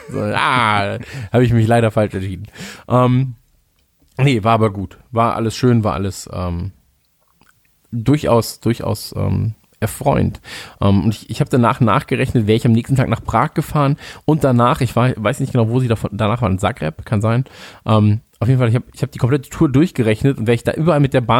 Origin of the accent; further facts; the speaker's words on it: Cologne, North Rhine-Westphalia, Germany; ich komme aus Köln